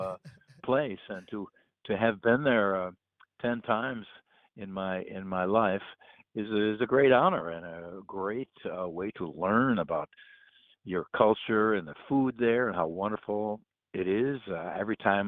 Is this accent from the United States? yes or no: yes; United States; an American